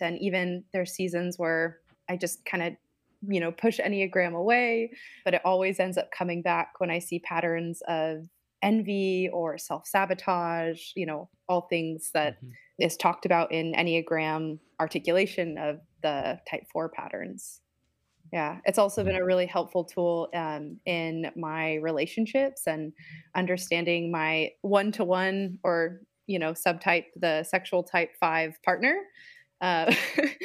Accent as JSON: {"language": "English", "region": "Southern California", "country": "United States", "tie": "born or raised there", "also_born_or_lived": "Portland, Oregon", "moved": "as an adult", "lives_now": "Iowa City, United States"}